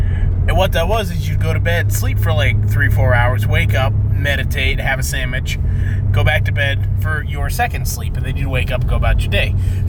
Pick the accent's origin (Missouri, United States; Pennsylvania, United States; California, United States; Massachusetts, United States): Pennsylvania, United States; we're from Pennsylvania.